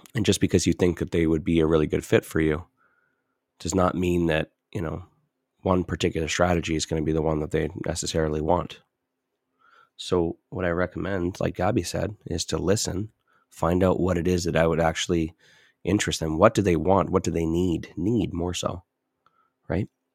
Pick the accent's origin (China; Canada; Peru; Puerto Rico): Canada; Edmonton, Alberta; I'm from Edmonton